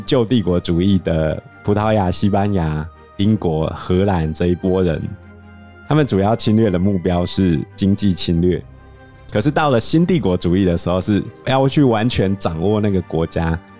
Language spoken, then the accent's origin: Chinese; Taiwan; 我们台湾人